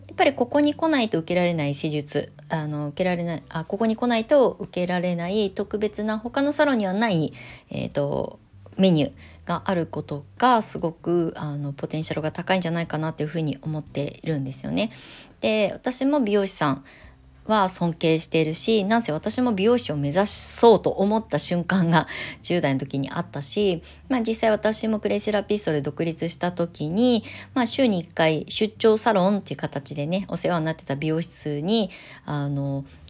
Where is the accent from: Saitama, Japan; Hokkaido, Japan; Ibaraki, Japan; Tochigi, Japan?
Ibaraki, Japan; moved away as an adult; also born or lived in Tokyo; 茨城県にまだ上いた時20代上京する前にまだいた時